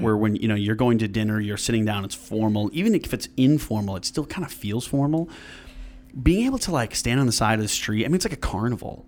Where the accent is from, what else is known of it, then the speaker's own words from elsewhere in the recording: Granville, New York, United States; originally I'm from downstate area, but when I was, like, five or six, moved up here to Granville, and I went to school there